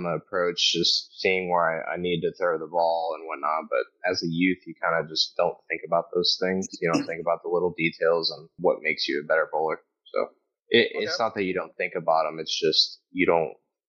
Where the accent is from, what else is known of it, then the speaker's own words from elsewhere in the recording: Illinois, United States; moved away; I'm from Illinois originally